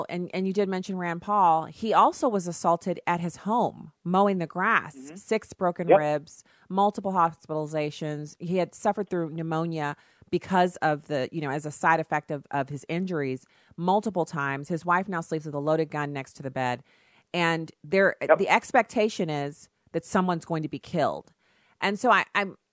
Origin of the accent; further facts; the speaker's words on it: Germany; so I grew up in Germany where deodorant usage is optional.